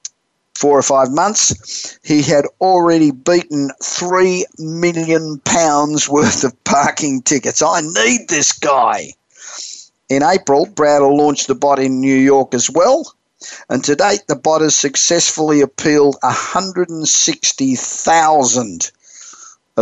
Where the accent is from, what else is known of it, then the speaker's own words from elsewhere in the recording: Australia; moved away as an adult; now in California, United States; I'm originally Australian. I've been in America I've lived in California for 30 years, but originally Australian.